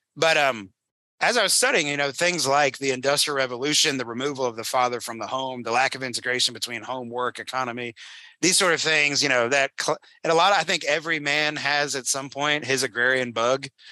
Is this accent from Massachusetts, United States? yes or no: no; North Carolina, United States; moved away as an adult; I grew up in North Carolina. It's my home state